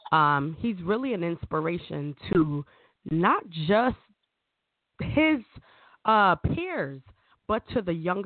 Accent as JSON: {"language": "English", "country": "Jamaica", "said": "I'm Jamaican"}